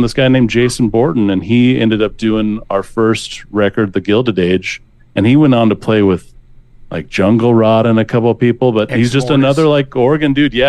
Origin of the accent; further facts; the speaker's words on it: North Central Wyoming, United States; now in Portland, United States; I'm from North Central Wyoming. We both are, like, from the kind of Sheridan, Buffalo, Bighorn Mountain area.